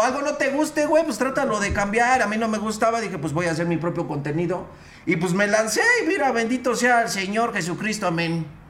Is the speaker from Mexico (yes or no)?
yes; Mexico City, Mexico; De aquí de la City, güey, de la Ciudad de México, soy chilango